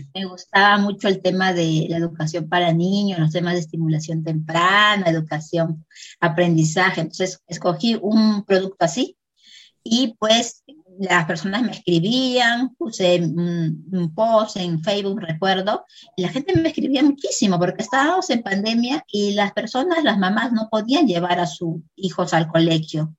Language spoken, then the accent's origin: Spanish; Peru; Soy de Perú